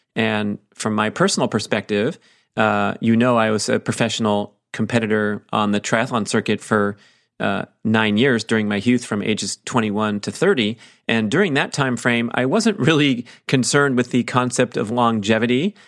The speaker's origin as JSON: {"language": "English", "town": "Auburn", "region": "California", "country": "United States", "tie": "born or raised there", "said": "my hometown where I trained for triathlons for many years"}